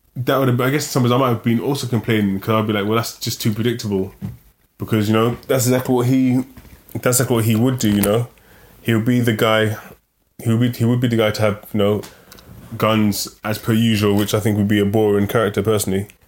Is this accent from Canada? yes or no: no; London, United Kingdom; growing up in London